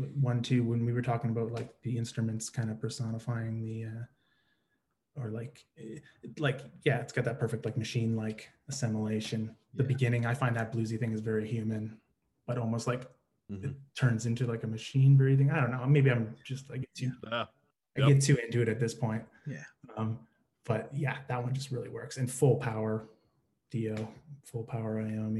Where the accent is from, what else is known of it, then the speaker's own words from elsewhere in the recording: Australia; also born or lived in Ireland; I'm an Aussie cat